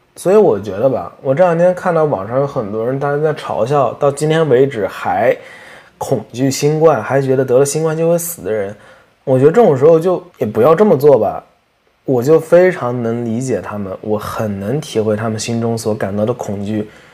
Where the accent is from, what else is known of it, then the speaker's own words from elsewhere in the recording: China; moved away; 我作为一个在中国长大，但是现在在其他国家生活的人